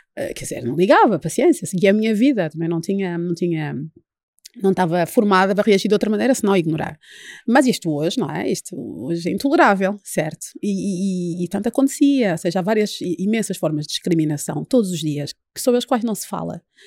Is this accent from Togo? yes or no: no; Luanda, Luanda Province, Angola; moved away as an adult; also born or lived in Paris, France / Coimbra, Portugal; now in Portugal; Eu nasci e cresci em Luanda